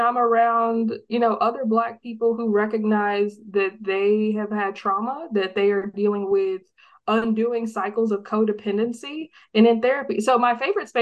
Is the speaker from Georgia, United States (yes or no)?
no; Texas, United States; I grew up in Texas, born and raised in Texas